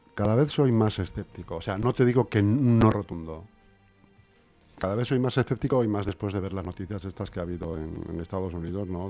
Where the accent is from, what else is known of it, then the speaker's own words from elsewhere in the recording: Cañaveral, Extremadura, Spain; en el cementerio de mi pueblo, de Cañaveral de Cáceres